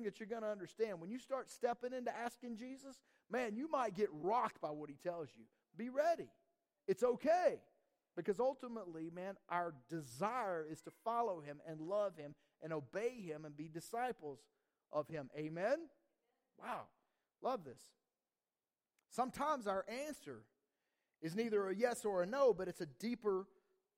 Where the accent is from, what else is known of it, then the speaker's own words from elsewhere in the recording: Georgia, United States; moved away; we're from Georgia